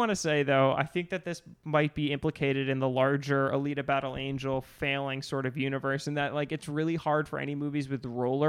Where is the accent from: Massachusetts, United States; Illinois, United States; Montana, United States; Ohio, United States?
Massachusetts, United States; Cape Cod; born or raised there